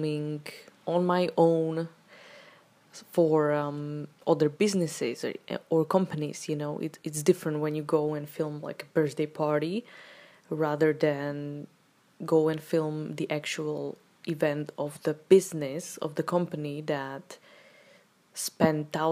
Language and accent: English; Slovakia; moved away; also born or lived in Czech Republic; I come from Slovakia